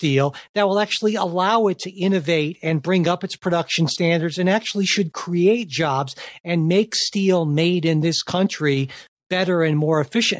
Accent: Cleveland, Ohio, United States; I remember growing up in Cleveland.

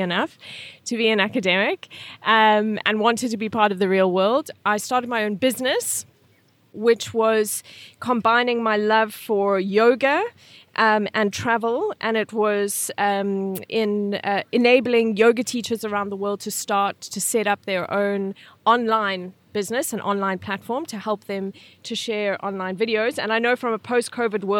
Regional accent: Welkom, Free State, South Africa; moved away as an adult; also born or lived in Amsterdam / New Zealand; now in Norway; So I'm from South Africa, grew up in a place in South Africa most people have never heard of, which is legitimately called Welkom.

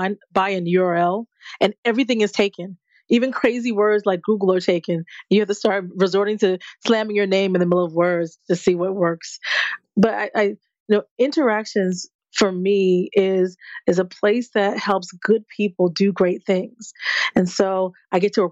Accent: New Jersey, United States; moved away; I'm from Jersey originally

